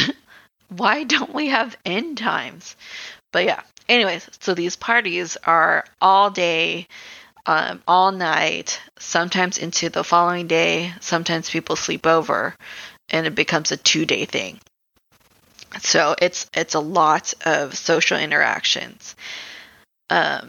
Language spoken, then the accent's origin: English; Philippines; I'm Filipino.